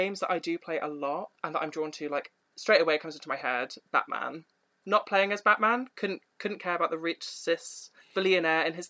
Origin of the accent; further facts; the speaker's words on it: Oxfordshire, South East England, United Kingdom; I grew up mostly in Oxfordshire for 6 years.